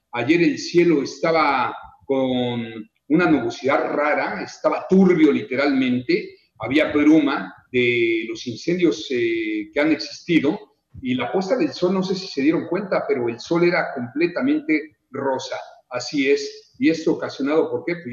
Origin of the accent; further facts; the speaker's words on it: Mexico City, Mexico; now in Mérida, Mexico; yo vengo de la Ciudad de México, Rafa, y los que nacimos allá somos 6 millones.